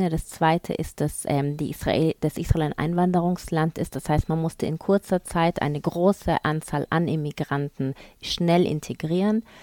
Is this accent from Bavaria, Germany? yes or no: yes; Bavaria, Germany; born there; Ähm, also ich bin zwar in Bayern geboren, vor, ich sage jetzt die Wahrheit, 39 Jahren